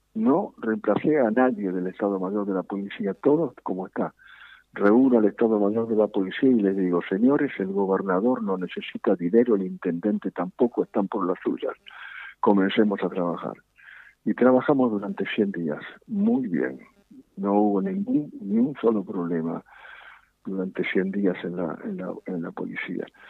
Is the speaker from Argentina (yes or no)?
yes; Argentina; somos los argentinos.